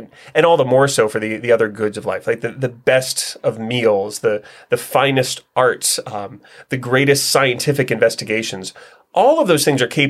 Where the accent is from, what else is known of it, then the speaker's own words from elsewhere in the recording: Northeast Ohio, United States; I was born and raised in Northeast Ohio